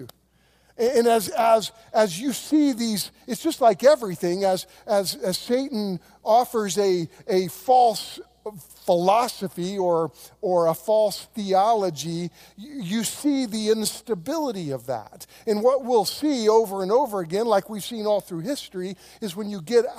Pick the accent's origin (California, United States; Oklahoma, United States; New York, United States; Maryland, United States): Oklahoma, United States; I grew up on land in Oklahoma that we got in a land run.